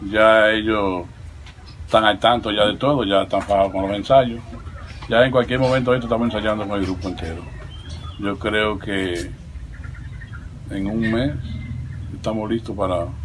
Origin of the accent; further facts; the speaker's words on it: Santiago Rodríguez, Dominican Republic; mi pueblo de Santiago Rodríguez